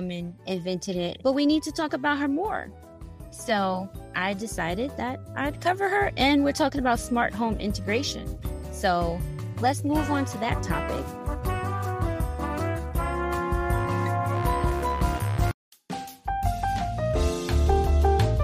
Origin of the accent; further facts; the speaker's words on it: New York City, New York, United States; Queens, New York, my hometown